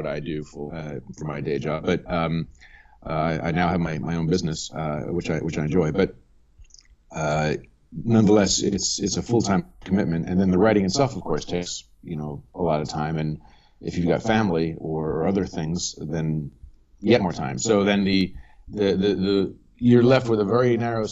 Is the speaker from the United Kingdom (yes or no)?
no; Bucks County, Pennsylvania, United States; moved away as an adult; also born or lived in Washington, D.C. / New York City / Paris; now in Hong Kong; I grew up in Bucks County, Pennsylvania